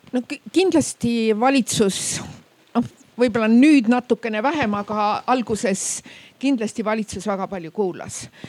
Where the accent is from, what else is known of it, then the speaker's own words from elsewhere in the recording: Räpina, Põlva County, Estonia; ma olen ka Lõuna-Eestist pärit, meie Räpina poed